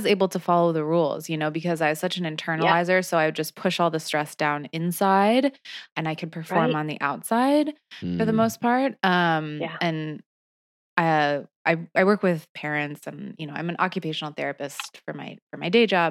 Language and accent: English; Michigan and Indiana, Midwest, United States; I grew up in Michigan and Indiana.